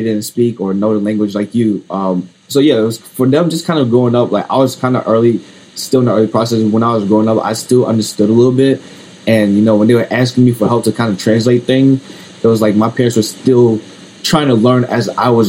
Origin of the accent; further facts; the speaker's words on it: United States; my parents were immigrants kind of growing up here at the time. And, you know, when they had me, I was born in the States. So I would be kind of technically, you know, like sons of an immigrant in a way.